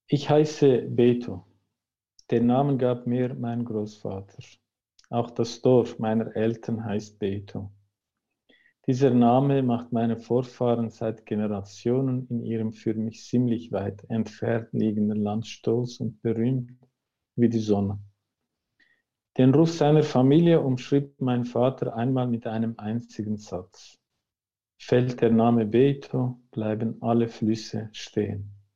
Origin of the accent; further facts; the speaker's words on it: Turkey; now in Switzerland; dort, wo ich herkomme, ist das Thema immer noch ein Tabu.